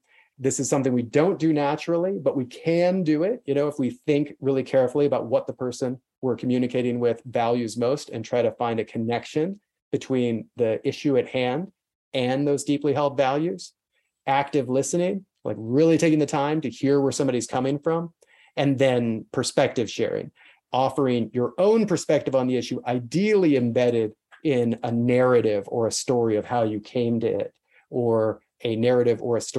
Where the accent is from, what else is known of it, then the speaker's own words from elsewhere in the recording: South Carolina, United States; also born or lived in Kansas; I grew up in South Carolina and Kansas in the 80s and the 90s.